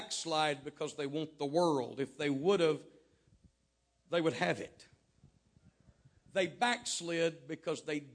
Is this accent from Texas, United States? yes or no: yes; Texas, United States; I was raised in Texas